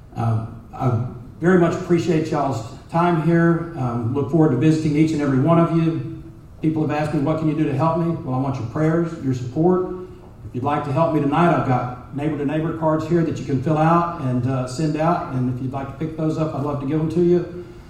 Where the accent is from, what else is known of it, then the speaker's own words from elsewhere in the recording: Dallas, Texas, United States; also born or lived in Collin County, Texas; I grew up in North Dallas, went to Richardson Schools.